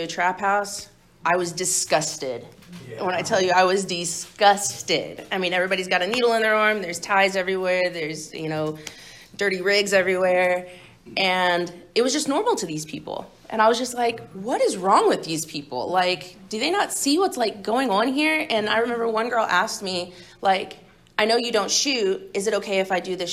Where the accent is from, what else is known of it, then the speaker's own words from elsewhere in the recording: Tulsa, Oklahoma, United States; moved away as an adult; now in California, United States; I'm originally from Tulsa, Oklahoma. I came out to California in October last year to go to rehab